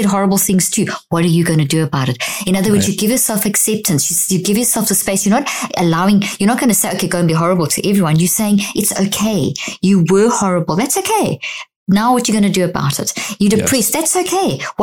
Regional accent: South Africa; also born or lived in Zimbabwe; I was born in Zimbabwe, grew up in South Africa.

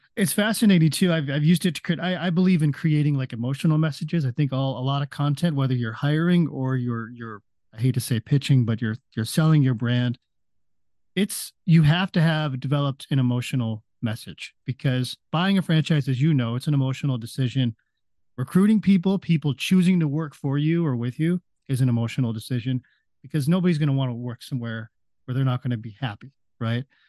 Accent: Las Vegas, Nevada, United States; it's in my hometown. I'm in Las Vegas, so it's right in my backyard.

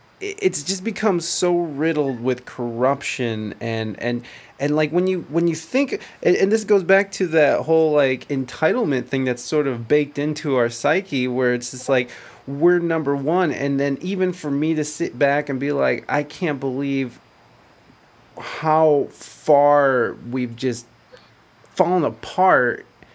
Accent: United States; I still am a goddamn proud American.

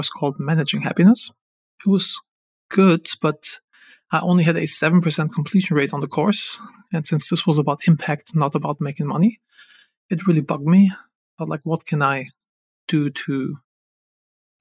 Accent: Germany; moved away as an adult; also born or lived in Los Angeles; I'm originally from Germany

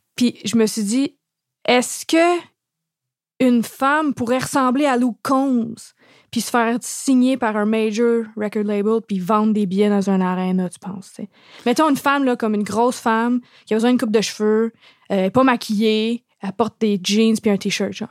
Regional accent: Montreal, Quebec, Canada; j'ai grandi dans le West Island. Je viens d'une famille, comme une longue lignée de familles bilingues.

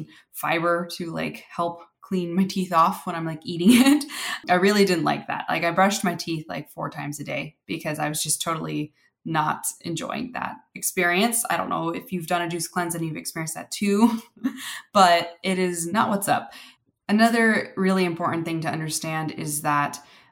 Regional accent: California, United States; I grew up in California

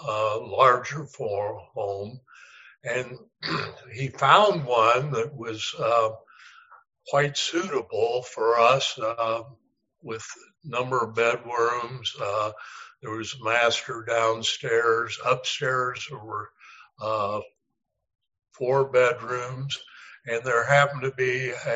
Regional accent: Anderson, Indiana, United States; now in Pellston, Michigan, United States; I grew up in Anderson, Indiana, which is a little bit east of Indianapolis, Indiana.

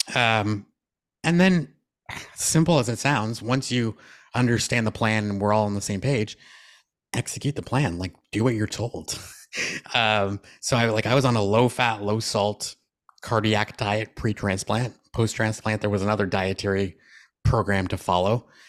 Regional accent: Canada; I'm a Canadian all the time.

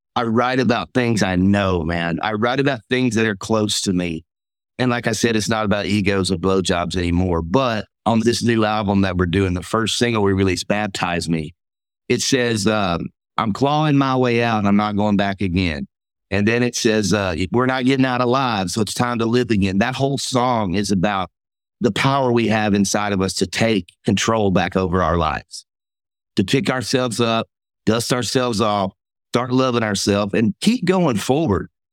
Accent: Mississippi, United States; I'm from Mississippi.

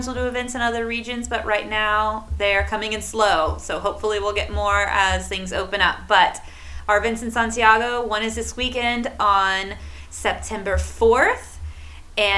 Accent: Arkansas, United States; now in Chile; I did grow up in Arkansas, which is where we have chocolate gravy on biscuits.

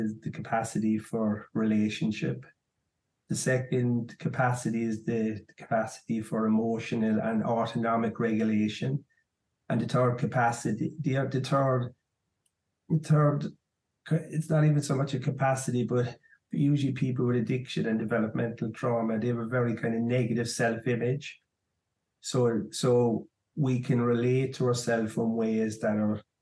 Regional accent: Ireland; I'm from Ireland, and I joined the army quite young, at 17

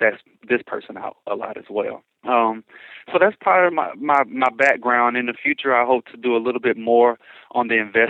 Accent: Atlanta, Georgia, United States; moved away as an adult; now in Chicago, United States; I'm originally from Atlanta, Georgia

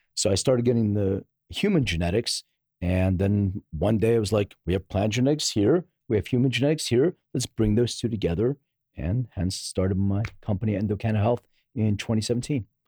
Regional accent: Philadelphia, Pennsylvania, United States; now in Los Angeles, United States; I'm from Philly, uh, originally.

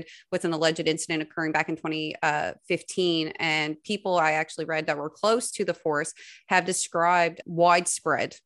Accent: Spaniard's Bay, Newfoundland and Labrador, Canada; I'm from Spanish Bay

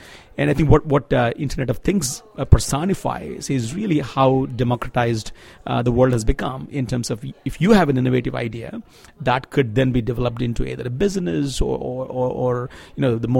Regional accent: Andhra Pradesh, India; I come from Andhra Pradesh, which is a southern Indian state.

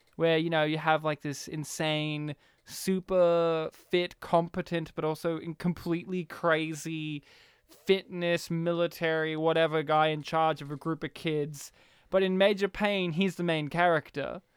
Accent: Kempsey, New South Wales, Australia; I was, like, the country town kid and all these other kids were, like, from more rural, like, more, uh, suburbia places. And they're, like, "Where are you from?" Kempsey.

